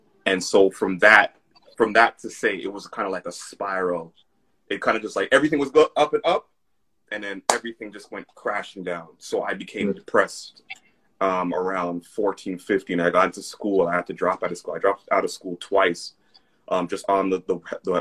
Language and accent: English; Jamaica; now in Canada; I'm a Jamaican first, Canadian second